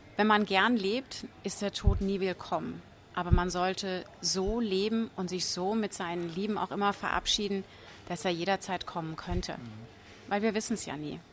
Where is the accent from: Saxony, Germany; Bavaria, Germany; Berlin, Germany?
Bavaria, Germany; Franconia; ich komme aus Franken